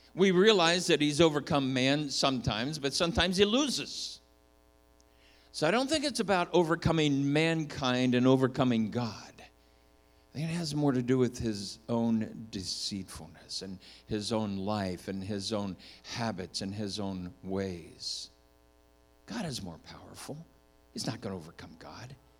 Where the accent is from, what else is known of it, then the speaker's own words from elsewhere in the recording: Minnesota, United States; I was born in Minnesota